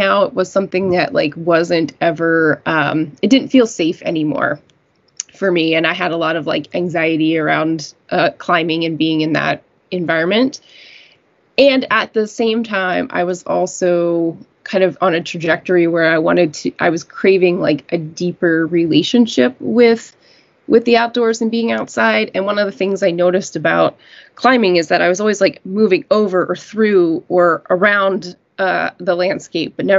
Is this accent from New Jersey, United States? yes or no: no; Western Maryland, United States; moved away as an adult; now in New York, United States; I originally grew up in Western Maryland, pretty close to West Virginia.